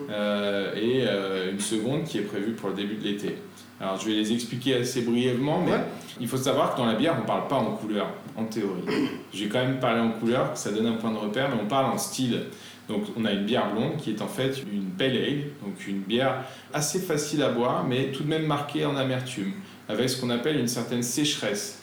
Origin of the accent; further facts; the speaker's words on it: Lyon, Auvergne-Rhône-Alpes, France; en tant que lyonnais